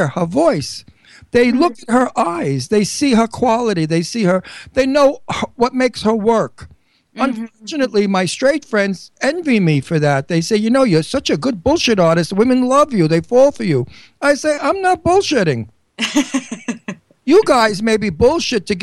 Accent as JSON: {"language": "English", "area": "Long Island", "region": "New York", "country": "United States", "moved": "yes", "lives_now": "Bucks County, Pennsylvania, United States", "said": "I'm from Long Island, New York"}